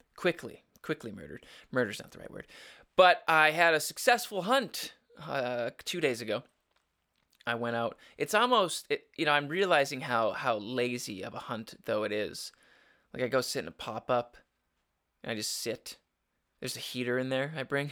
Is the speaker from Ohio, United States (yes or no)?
no; Upper Peninsula, Michigan, United States; growing up in the Upper Peninsula